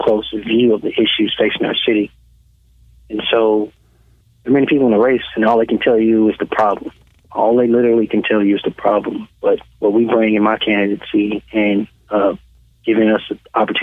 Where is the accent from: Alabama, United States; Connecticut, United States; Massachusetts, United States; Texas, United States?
Alabama, United States; Birmingham; I was born and raised in Birmingham.